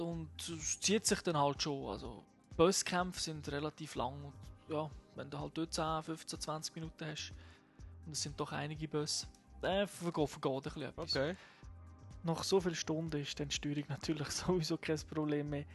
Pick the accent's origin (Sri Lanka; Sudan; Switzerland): Switzerland; bei uns in der Schweiz